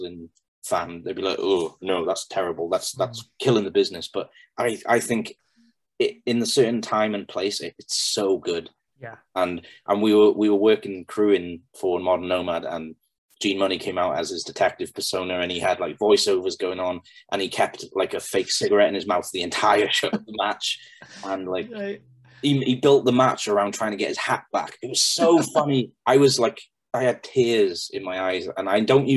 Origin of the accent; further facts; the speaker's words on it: Pembroke, Wales, United Kingdom; I'm going to be working in front of my hometown, and all of my old school friends are going to be there